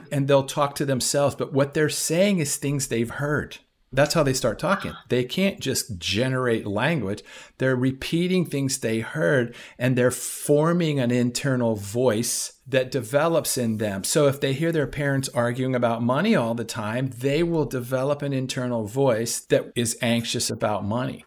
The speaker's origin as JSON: {"language": "English", "town": "Washington", "region": "District of Columbia", "country": "United States", "tie": "born or raised there", "said": "I grew up in Washington, D C"}